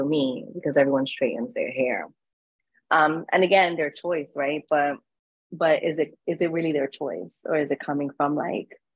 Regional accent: New York City, New York, United States; also born or lived in Bronx, New York; I was born and raised in the Lower East Side of Manhattan

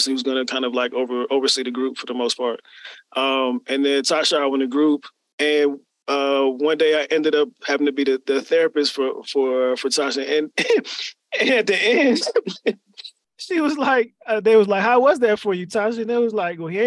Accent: Germantown, Maryland, United States; also born or lived in New Jersey; I grew up in the DMV. So for those who are not familiar, the DC, Maryland, Virginia area, Germantown, Maryland, about 20 minutes north of the city, but I was born in Jersey

